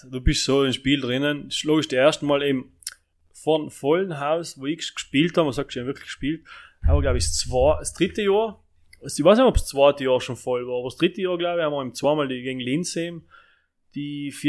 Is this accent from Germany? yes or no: no; Italy; German is a second language; Und deswegen ist für uns glaube ich, als Italiener schwer.